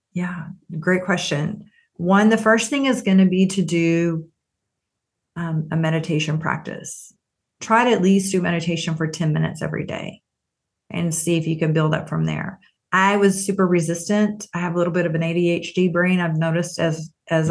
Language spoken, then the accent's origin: English; Texas, United States; I grew up in Texas